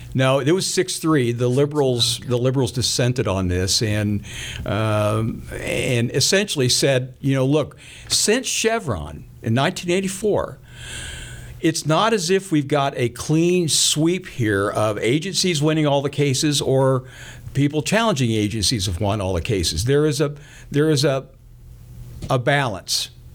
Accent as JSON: {"language": "English", "area": "Sherman County", "region": "Kansas", "country": "United States", "tie": "born or raised there", "said": "I grew up in Sherman County, Kansas, a county out in the northwest part of the state, right up against the Colorado border"}